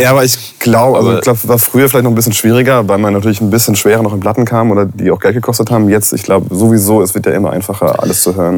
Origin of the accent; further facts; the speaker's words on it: Rhineland-Palatinate, Germany; bei uns in der Pfalz